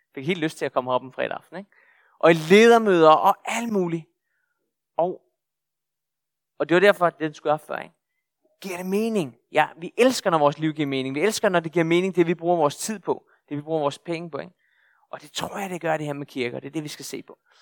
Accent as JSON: {"language": "Danish", "area": "Bornholm", "region": "Capital Region of Denmark", "country": "Denmark", "tie": "born or raised there", "said": "jeg er bornholmer, ret i bornholmer, og er født og opvokset her på Bornholm"}